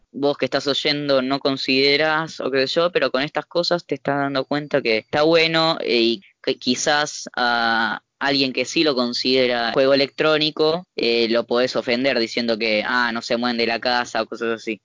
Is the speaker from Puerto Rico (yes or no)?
no; Argentina; los argentinos sí, que somos muy eufóricos